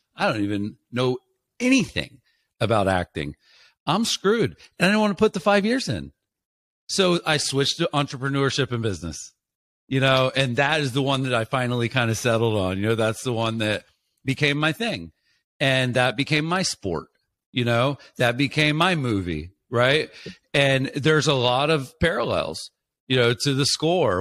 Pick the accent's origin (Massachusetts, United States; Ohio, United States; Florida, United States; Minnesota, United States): Florida, United States; I'm from a small place, I grew up in Florida